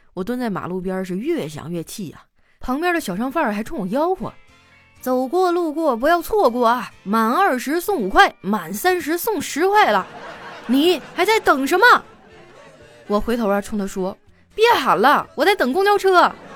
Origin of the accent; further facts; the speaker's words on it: Heilongjiang, China; moved away; 我老家黑龙江